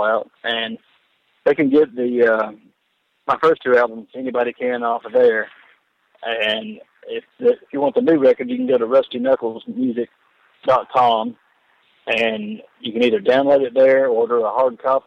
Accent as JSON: {"language": "English", "town": "Chattanooga", "region": "Tennessee", "country": "United States", "tie": "born or raised there", "moved": "yes", "said": "where I was raised up in Chattanooga, Tennessee"}